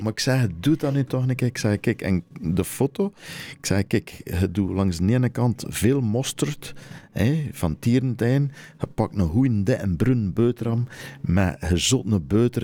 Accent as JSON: {"language": "Dutch", "region": "Flanders", "country": "Belgium", "also_born_or_lived": "France", "moved": "as an adult", "said": "als Belg"}